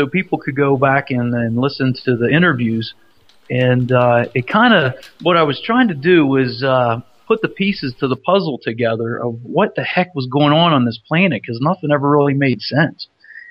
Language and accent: English; Pennsylvania, United States; now in New Mexico, United States; I was from Pennsylvania there